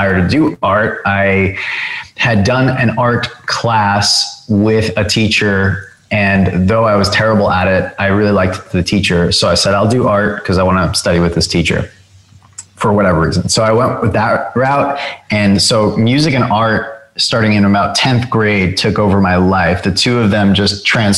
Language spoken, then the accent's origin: English; Long Island, New York, United States; growing up on Long Island